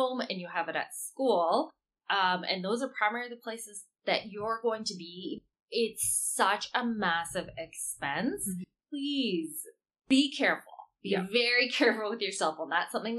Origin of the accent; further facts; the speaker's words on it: Canada; I'm Canadian and I've only lived in Canada